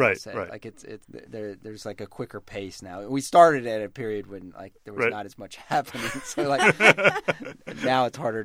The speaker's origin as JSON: {"language": "English", "region": "Tennessee", "country": "United States", "tie": "born or raised there", "also_born_or_lived": "North Carolina / Boston", "moved": "yes", "lives_now": "Washington, United States", "said": "I grew up mostly in Tennessee and went to school in North Carolina at UNC"}